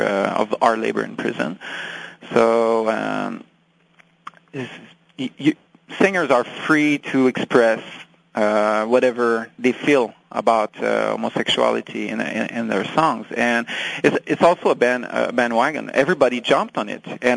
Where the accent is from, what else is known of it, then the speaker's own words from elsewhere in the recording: France; English is a second language; I'm French. English is my second language